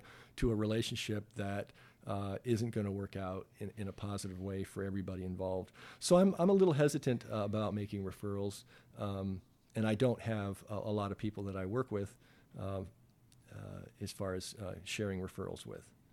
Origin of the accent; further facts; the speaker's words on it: Toronto, Ontario, Canada; moved away as an adult; raised in a suburb here in Toronto, and I consider Toronto my hometown.